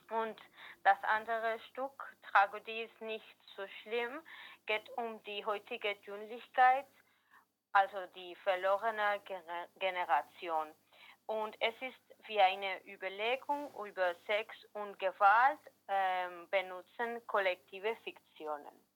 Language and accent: German; Valencia, Valencian Community, Spain; German is a second language; wir kommen aus Valencia, Spanien